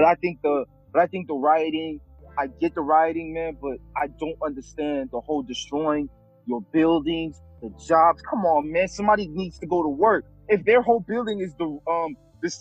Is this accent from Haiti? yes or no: yes; Haiti; moved away; I'm Haitian, dog. I was born in Haiti.